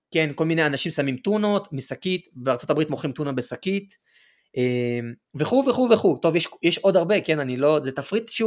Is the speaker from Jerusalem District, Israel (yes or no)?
yes; Jerusalem, Jerusalem District, Israel; moved away as an adult; also born or lived in Australia / northern Israel; אני בן 27, במקור מירושלים. בארבע שנים האחרונות, מ-2020 אני בטיולים בעולם, בעצם ממש לפני הקורונה עזבתי את ישראל והתחלתי להסתובב בכל מיני מדינות.